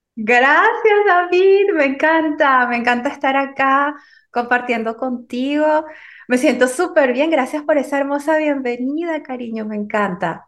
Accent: Venezuela; moved away as an adult; also born or lived in France; yo me encontraba viviendo en Venezuela, que es donde, donde yo nací

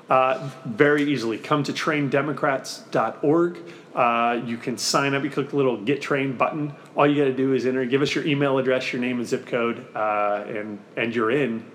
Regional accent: Missouri, United States; Missouri, my, my home state

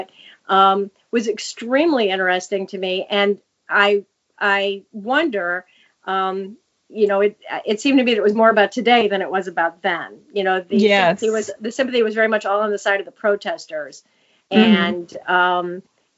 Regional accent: Chicago, Illinois, United States; I'm from Chicago, so it was going on at my doorstep.

